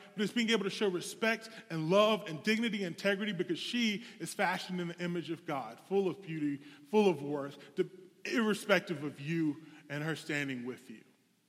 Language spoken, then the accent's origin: English; the South, United States; I come from the South. We do these altar calls where it's like, you, come on down.